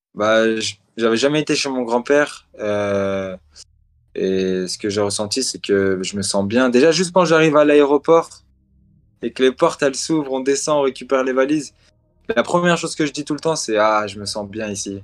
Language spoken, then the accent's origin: French; France; Je suis un Algérien qui est né en France, mais je représente la France maintenant